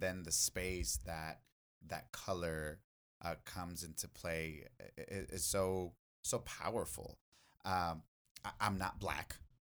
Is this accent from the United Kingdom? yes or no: no; Mexico; now in Los Angeles, United States; when I grew up in in Mexico, like it wasn't until I came into the U.S. in 1996